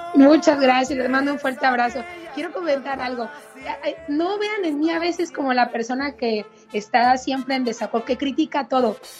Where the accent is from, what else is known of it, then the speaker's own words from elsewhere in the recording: Sonora, Mexico; now in United States; Sonorenses hasta el final, queridos paisanos